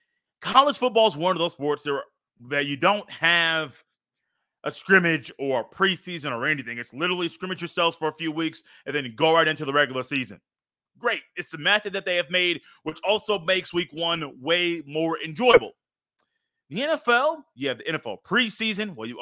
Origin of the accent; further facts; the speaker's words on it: Indiana, United States; born there; from the state that I was born in Indiana